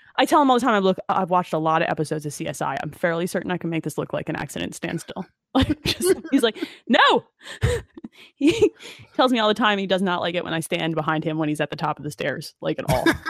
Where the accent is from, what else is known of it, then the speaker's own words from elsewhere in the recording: Asbury Park, New Jersey, United States; I grew up in Monmouth County, Asbury Park, near, like, the Stone Pony and everything. That was my hometown